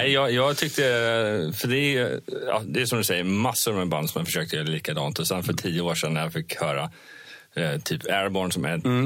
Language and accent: Swedish; Vimmerby, Kalmar County, Sweden; moved away; jag, brukar säga att jag är uppvuxen i Vimmerby. Jag är inte född där, men jag är uppvuxen där.